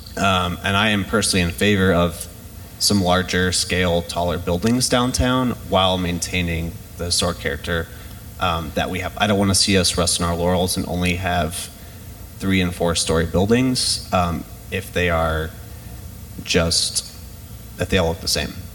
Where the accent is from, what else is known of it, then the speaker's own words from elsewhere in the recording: Iowa City, Iowa, United States; I grew up in Iowa City and I work at the University of Iowa now